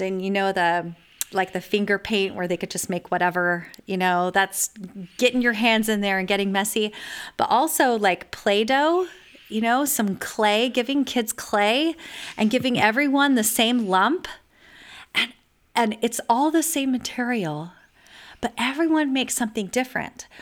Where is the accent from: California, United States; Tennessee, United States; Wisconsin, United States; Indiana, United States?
California, United States; also born or lived in eastern US; now in Texas, United States; I was raised in California and spent many years in the eastern U S, and now I live in Texas.